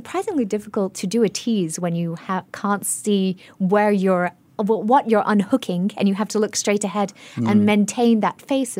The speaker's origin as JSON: {"language": "English", "country": "Singapore", "accent": "global citizen", "said": "I'm acutely aware of my global citizen accent problem, I'm from a really traditional Singaporean family, Indian Singaporean family"}